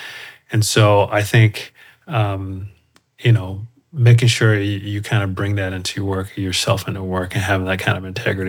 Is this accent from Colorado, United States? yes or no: yes; Colorado Springs, Colorado, United States; So we moved around quite a bit when I was little. I was a military family, but then settled in Colorado Springs and pretty much had most of my childhood there in Colorado Springs.